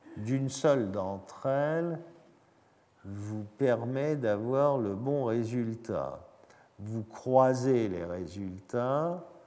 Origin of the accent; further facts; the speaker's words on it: France; Nous avons en France